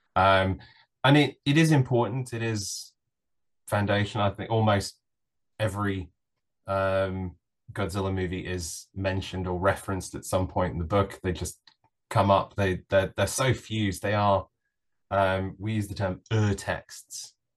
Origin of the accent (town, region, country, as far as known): United Kingdom